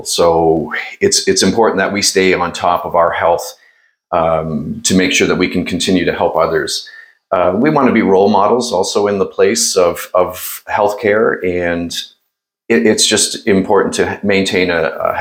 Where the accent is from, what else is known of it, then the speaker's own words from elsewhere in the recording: Norfolk County, Ontario, Canada; also born or lived in Toronto; I grew up in Norfolk County, married my high school sweetheart, and the two of us live in a rural Norfolk